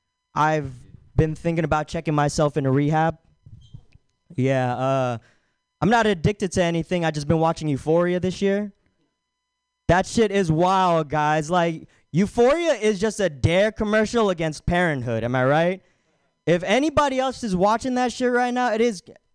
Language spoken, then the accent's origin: English; Philippines; I'm aghast. I'm fucking Filipino. But he doesn't know that.